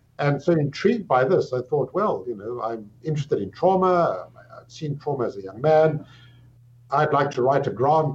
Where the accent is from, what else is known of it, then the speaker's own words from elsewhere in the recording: South Africa; moved away as an adult; also born or lived in England; now in Toronto, Canada; I'm South African by birth. I grew up in South Africa.